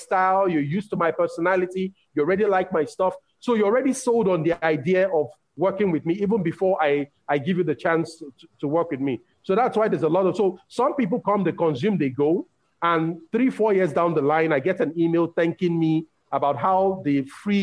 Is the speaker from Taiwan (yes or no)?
no; Nigeria; English is a second language; I'm from Nigeria